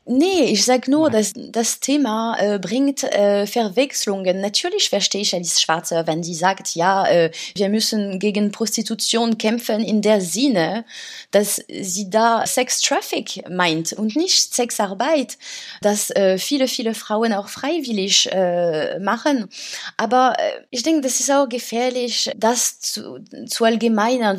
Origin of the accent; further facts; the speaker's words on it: France; German is a second language; moved away as an adult; now in Berlin, Germany; bei uns in Frankreich